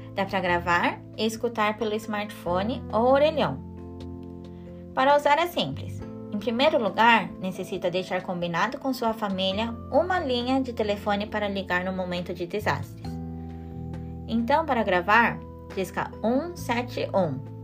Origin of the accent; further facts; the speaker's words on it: Japan; Portuguese is a second language; Cresci aqui no Japão